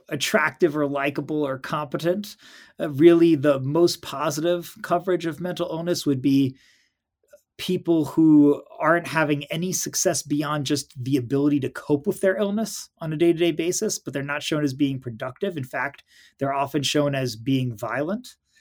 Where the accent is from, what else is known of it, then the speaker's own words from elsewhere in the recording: New York City, New York, United States; I grew up in New York City